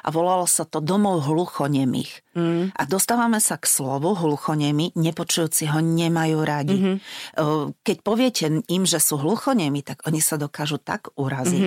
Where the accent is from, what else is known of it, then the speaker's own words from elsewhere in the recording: Spišská Nová Ves, Košice Region, Slovakia; moved away as an adult; now in Bratislava, Slovakia; ja som zo Spiskej Novej Vsi